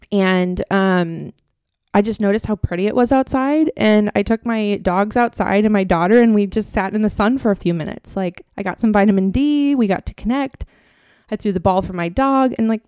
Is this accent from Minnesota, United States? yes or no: yes; Minnesota, United States; moved away; I'm actually from Minnesota.